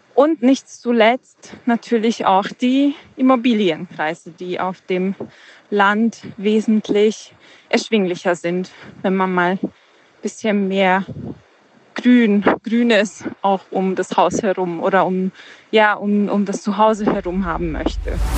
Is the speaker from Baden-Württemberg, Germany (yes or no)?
yes; Bad Mergentheim, Baden-Württemberg, Germany; now in Berlin, Germany; Bad Mergentheim im Tauberkreis. Das ist meine Heimatstadt mit zwanzigtausend Einwohnern